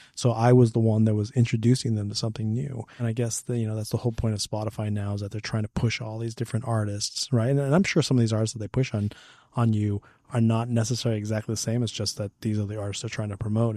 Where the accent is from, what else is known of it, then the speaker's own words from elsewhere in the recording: Hemet, California, United States; I grew up in Hammett, and so was this small community